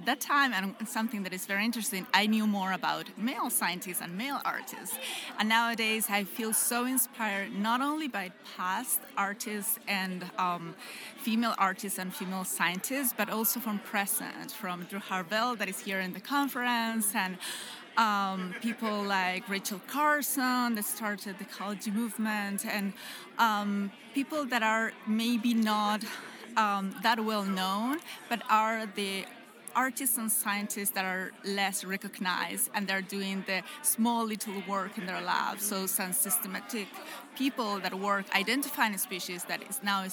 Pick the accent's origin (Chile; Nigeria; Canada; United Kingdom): Chile; moved away as an adult; also born or lived in United States; I'm from Chile.